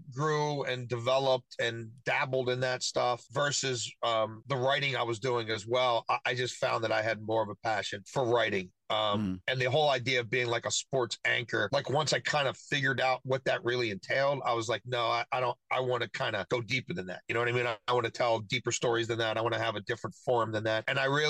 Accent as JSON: {"language": "English", "town": "Baltimore", "region": "Maryland", "country": "United States", "said": "I'm from Baltimore. I've always rooted for the O's."}